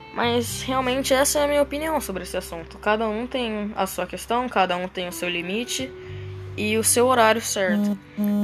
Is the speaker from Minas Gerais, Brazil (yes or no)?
no; Presidente Venceslau, São Paulo, Brazil; now in Londrina, Brazil; Eu morava numa cidadezinha pequenininha, Venceslau, e agora eu vim aqui para Londrina